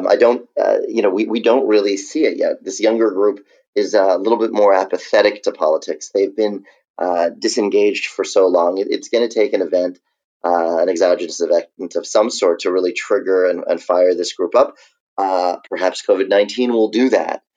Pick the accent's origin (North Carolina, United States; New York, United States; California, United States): New York, United States; now in Virginia, United States; I'm a New Yorker, and New York was hit very, very hard. I am now in Virginia.